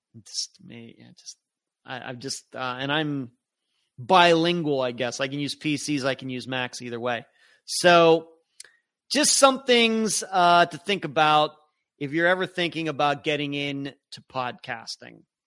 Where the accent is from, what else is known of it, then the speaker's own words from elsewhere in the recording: Leechburg, Pennsylvania, United States; now in Florida, United States; I grew up in Leechburg, Pennsylvania